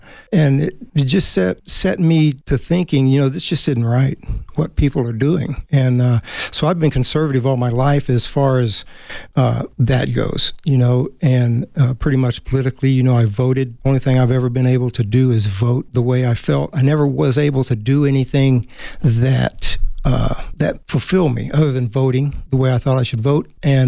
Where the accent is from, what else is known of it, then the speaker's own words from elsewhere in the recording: Germany; Germany, pretty much Germany. Dad worked for the government.